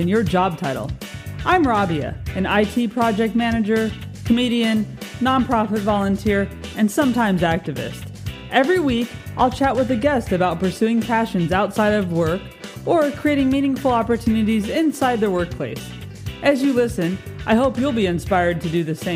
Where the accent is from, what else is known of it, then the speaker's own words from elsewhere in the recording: Santa Clarita, California, United States; when I lived there, there was no such thing, basically, or when I grew up there